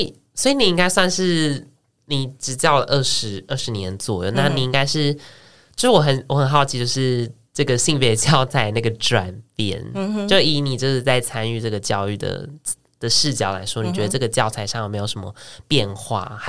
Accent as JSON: {"language": "Chinese", "region": "Changhua County", "country": "Taiwan", "tie": "born or raised there", "said": "我小时候在彰化，"}